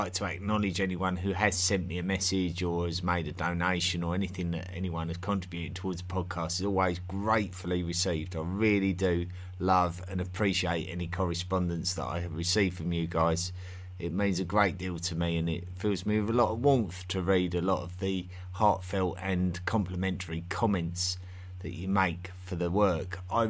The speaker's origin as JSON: {"language": "English", "region": "East of England", "country": "United Kingdom", "accent": "Essex", "said": "My Essex accent is extremely vulgar in real life, and I didn't realise how vulgar it was until I started speaking to various English speakers around the world"}